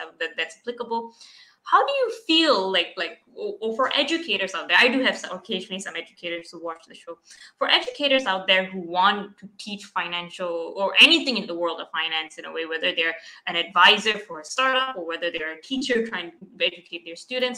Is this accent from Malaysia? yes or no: yes; Malaysia; I'm from Malaysia.